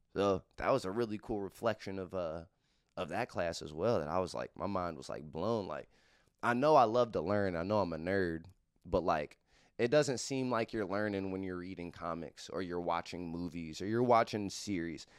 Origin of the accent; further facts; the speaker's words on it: Cincinnati, Ohio, United States; I am from Clifton Gaslight. It is not a hood of Cincinnati. It's actually one of the nicer neighborhoods of Cincinnati. Uh, in the era I grew up in, though, uh, Clifton Gaslight was the spot